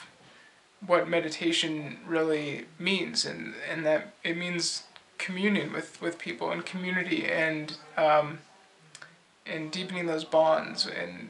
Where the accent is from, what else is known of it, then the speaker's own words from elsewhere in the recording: United States; I'm from the States. I live in Washington, D.C.